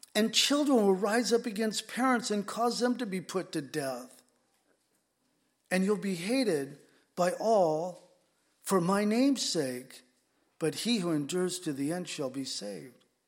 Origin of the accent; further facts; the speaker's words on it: San Diego, California, United States; now in Whidbey Island, United States; I grew up in San Diego